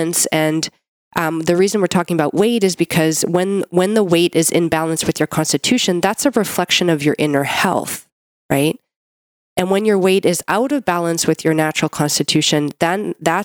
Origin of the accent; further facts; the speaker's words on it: Canada; I'm a Canadian medical doctor